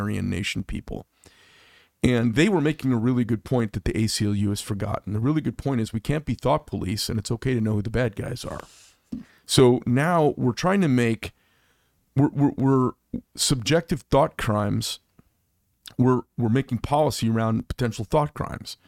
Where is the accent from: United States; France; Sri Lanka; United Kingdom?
United States; Scottsdale, Arizona; I grew up in Scottsdale as well